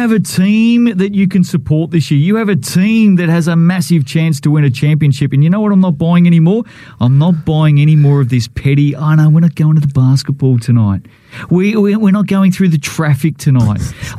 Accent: Melbourne, Victoria, Australia; now in Wellington, New Zealand; I come from Melbourne.

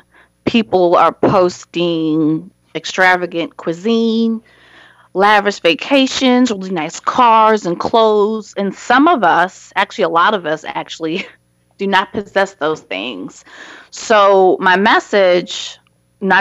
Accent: Baltimore, Maryland, United States; Baltimore, my hometown

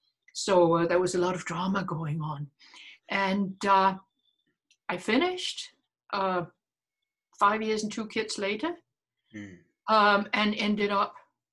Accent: England, United Kingdom; I'm English.

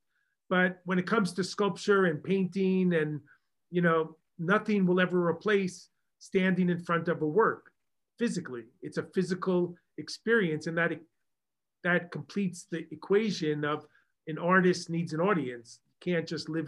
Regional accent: Long Island, New York, United States; accent: Long Island; my Long Island accent

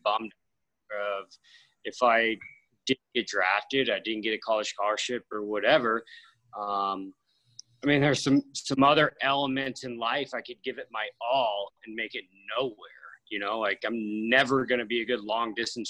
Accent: Sonoma County, Northern California, United States; born and raised in Northern California. So, just north of San Francisco, you know, like the wine country, Sonoma County

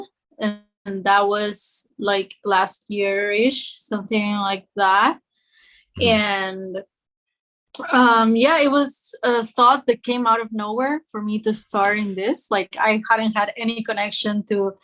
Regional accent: Peru; moved away as an adult; now in Spain; I'm not Spanish. I live in Spain, but I was born in Peru and I traveled to Spain to study

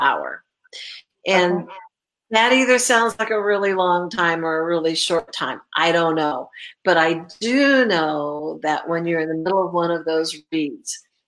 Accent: California, United States; now in Indiana, United States; I grew up in California.

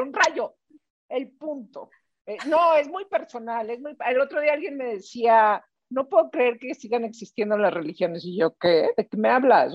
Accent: Mexico

